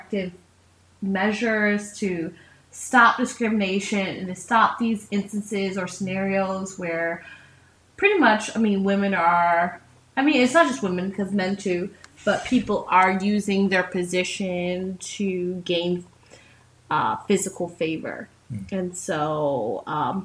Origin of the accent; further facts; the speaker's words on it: Trinidad & Tobago; I'm Trinidadian. So we believe actually in corn soup, not chicken noodle soup